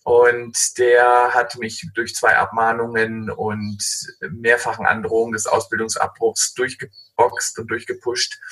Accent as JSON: {"language": "German", "region": "Schleswig-Holstein", "country": "Germany", "tie": "born or raised there", "said": "Ich komme ähm, aus dem hanseatischen Umfeld. Ich bin da geboren in Schleswig-Holstein und auch aufgewachsen"}